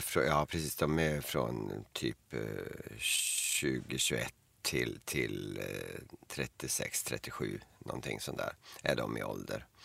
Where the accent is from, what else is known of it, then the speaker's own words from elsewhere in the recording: Eskilstuna, Södermanland, Sweden; hemma i Eskilstuna.